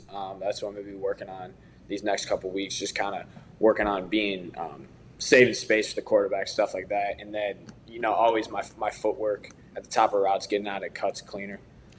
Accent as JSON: {"language": "English", "town": "Chicago", "region": "Illinois", "country": "United States", "said": "I'm from Chicago area."}